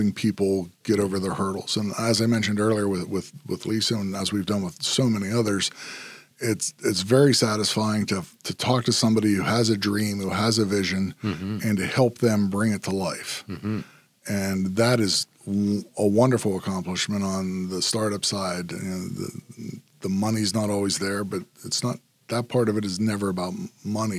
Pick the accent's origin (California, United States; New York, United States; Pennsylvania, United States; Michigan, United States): Pennsylvania, United States; Altoona; I'm originally from Altoona, Pennsylvania. I'm actually sixth generation, all in Altoona.